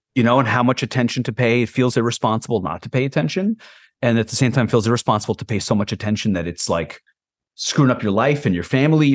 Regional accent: Israel; now in United States; I was born on a kibbutz in Israel.

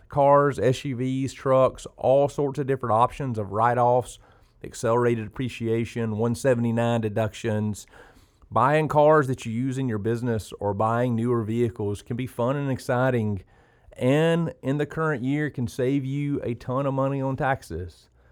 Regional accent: South Georgia, United States; also born or lived in Oconee County, Georgia; growing up in South Georgia

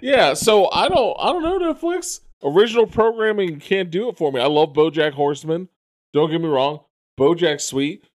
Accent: New York City, New York, United States; I grew up in the Bronx as, as, like a small child

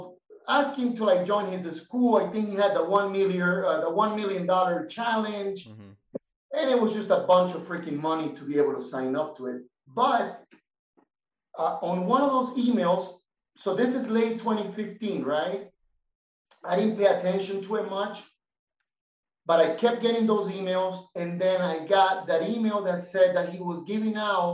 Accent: Miami, Florida, United States; moved away as an adult; now in Bolivia; I was raised in Miami. I lived in Miami for about 14 years.

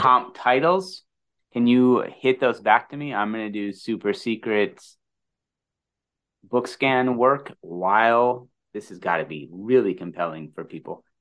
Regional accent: Midwest, United States; As a Midwesterner

